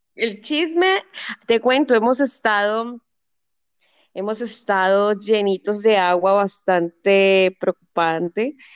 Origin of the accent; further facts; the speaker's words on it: Cali, Valle del Cauca, Colombia; mi ciudad es la tercera ciudad más importante de Colombia